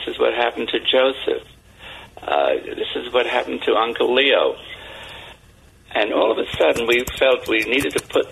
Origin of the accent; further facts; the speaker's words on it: London, United Kingdom; moved away; I grew up in London, wartime London